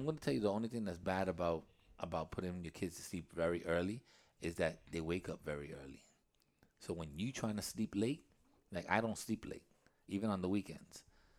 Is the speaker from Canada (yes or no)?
no; England, United Kingdom; I'm English. My English and my Spanish are horrible, so you better beware.